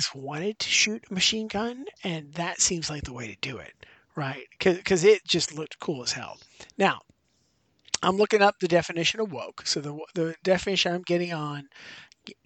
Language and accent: English; Western Pennsylvania, United States; moved away; I grew up in Western Pennsylvania